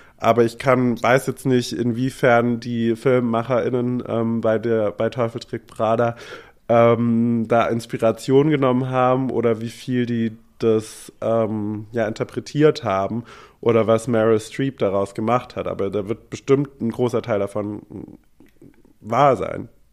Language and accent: German; Germany; als Deutscher